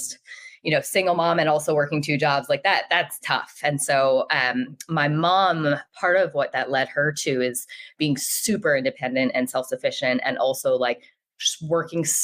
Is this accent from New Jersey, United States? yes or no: no; Rhode Island, United States; I grew up in Rhode Island, so the smallest state in the country.